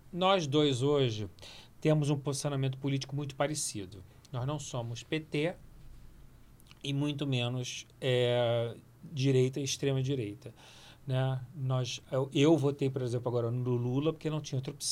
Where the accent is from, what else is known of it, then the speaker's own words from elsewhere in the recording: Piracicaba, São Paulo, Brazil; Por exemplo, eu sou de Piracicaba.